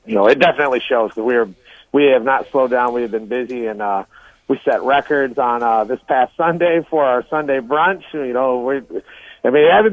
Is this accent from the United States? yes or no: yes; Southwest Michigan, United States; moved away; also born or lived in St. Joseph, Michigan / Benton Harbor, Michigan; we grew up in Southwest Michigan was a farming country